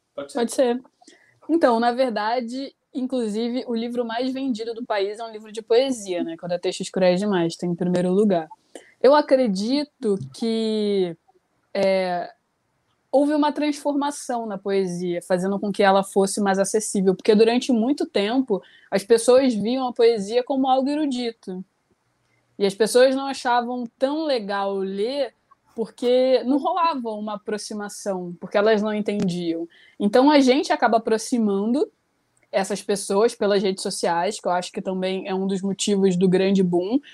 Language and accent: Portuguese; Rio de Janeiro, Brazil; eu tenho 29 anos, sou carioca.